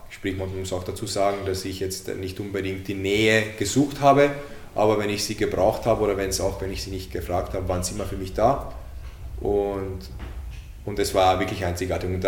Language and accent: German; Hungary; born there; Ich als gebürtiger Ungar.